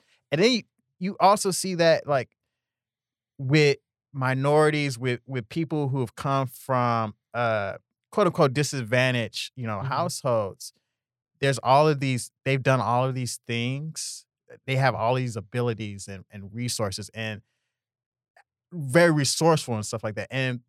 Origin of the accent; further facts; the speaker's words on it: Houston, Texas, United States; I'm from Houston originally.